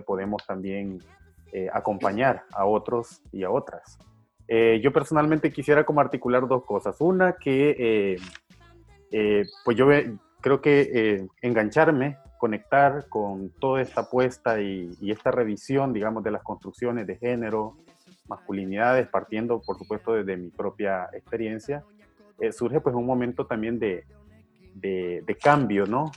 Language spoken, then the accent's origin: Spanish; Honduras; now in El Salvador; desde niño, yo crecí también en un momento de represión, porque bueno, yo nací en Honduras, pues a la par de aquí del Salvador